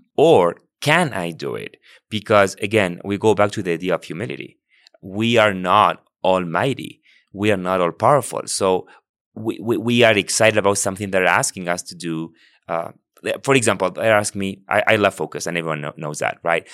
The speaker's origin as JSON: {"language": "English", "region": "Buenos Aires", "country": "Argentina", "tie": "born or raised there", "moved": "yes", "lives_now": "United States", "said": "I was born and raised in Argentina, and I once, I, I, I, I'm from Buenos Aires, the capital"}